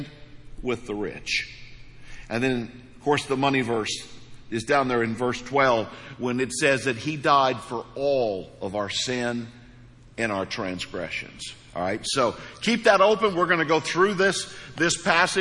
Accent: Hawk Point, Missouri, United States; moved away; I'm from Hawk Point, Missouri. So things are different. Things were different there

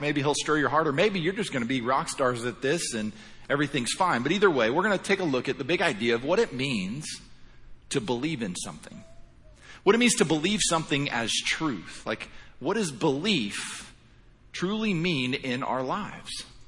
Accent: Indiana, United States; moved away as an adult; now in Florida, United States; originally I'm born and raised in Indiana

